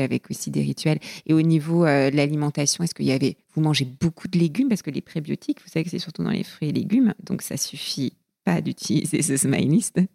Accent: southern Finistère, Brittany, France; j'ai grandi dans le Finistère Sud, près de, la, mer, dans un port de pêche

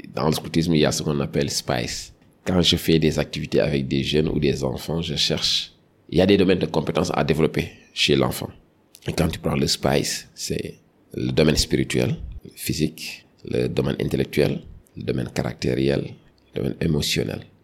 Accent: Dakar, Senegal; j'ai grandi à Dakar

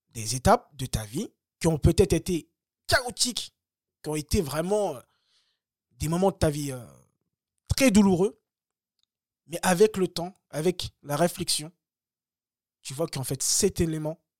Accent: Bagneux, Île-de-France, France; also born or lived in Le Kremlin-Bicêtre; now in Choisy-le-Roi, France; moi, j'ai grandi à Bagneux. Je viens du 92.

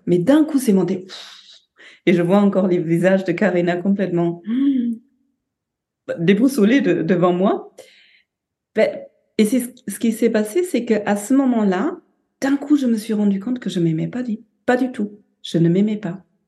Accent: Germany; now in France; je suis allemande avec une mère japonaise

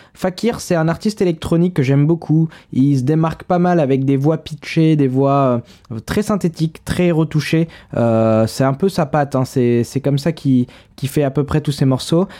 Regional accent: Paris, Île-de-France, France; moi, je suis parisien

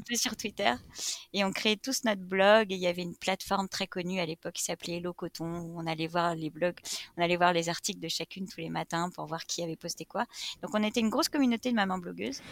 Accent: Reims, Grand Est, France; moved away as an adult; also born or lived in Paris; now in Brittany, France; je suis née à Reims. où j'ai passé mes 18 premières années de vie

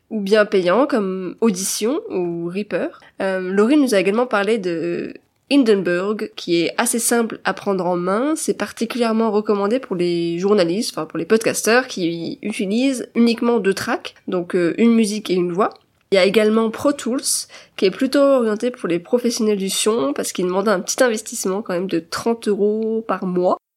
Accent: France; on est français

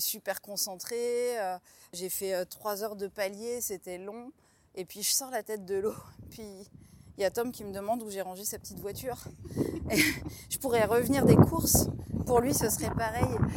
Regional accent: Troyes, Grand Est, France; j'ai grandi à Troyes en Champagne

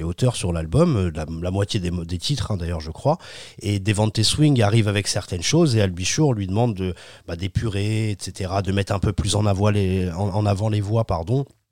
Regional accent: France; on est français

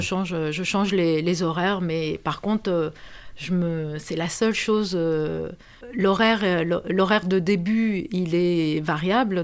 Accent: Romania; moved away as an adult; now in France; je suis née en Roumanie. Comme, euh, comme tu le disais, euh, j'ai vécu, euh, jusqu'à mes dix-huit ans en Roumanie

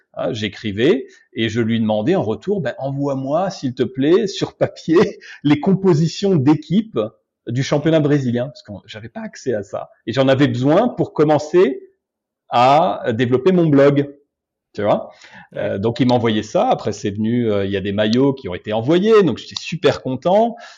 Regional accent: Obernai, Grand Est, France; moved away as an adult; now in Brazil; je suis alsacien d'origine, d'une petite ville qui s'appelle Aubernay, qui doit faire un peu plus de 10 000 habitants

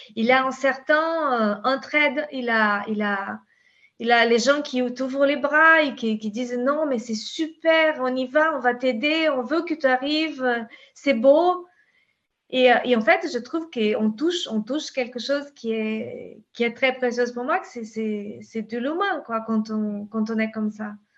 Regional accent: the Pampa, Rio Grande do Sul, Brazil; French is a second language; now in France; je suis brésilienne, tu sais, à la base

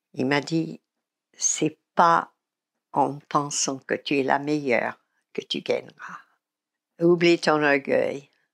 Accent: United States; now in Paris, France; je suis américaine

